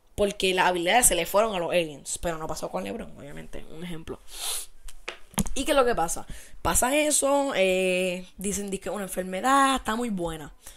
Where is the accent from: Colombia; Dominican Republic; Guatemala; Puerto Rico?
Puerto Rico; somos ciudadanos de Estados Unidos